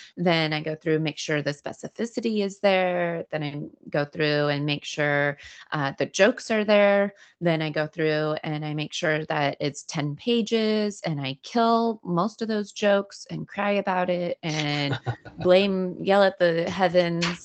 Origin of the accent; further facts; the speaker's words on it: Greenville, California, United States; now in Los Angeles, United States; my my hometown burnt down uh, in the Dixie fire